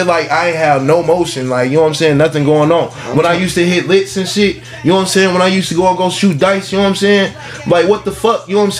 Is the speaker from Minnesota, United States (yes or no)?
no; Michigan, United States; moved away as an adult; also born or lived in Virginia / North Carolina; now in Atlanta, United States; I done lived in fucking Virginia. I done lived in North Carolina before. You know what I'm saying? I was born and raised in Michigan. You know what I'm saying? I'm living here in Atlanta now